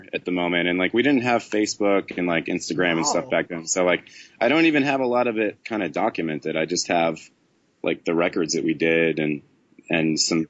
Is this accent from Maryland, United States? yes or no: no; Brockton, Massachusetts, United States; also born or lived in Stoughton, Massachusetts; No, I'm from Brockton originally, and then Stoughton, Brockton.